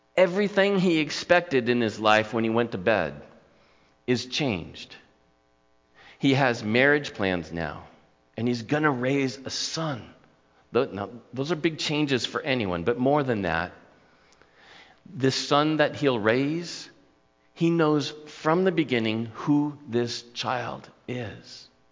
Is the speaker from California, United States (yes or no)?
yes; Newport Beach, California, United States; Growing up in my hometown